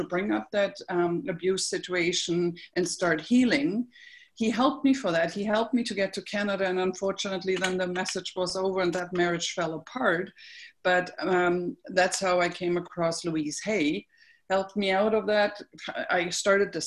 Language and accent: English; Berlin, Germany; I grew up in Berlin, as I mentioned, and I was sent to church.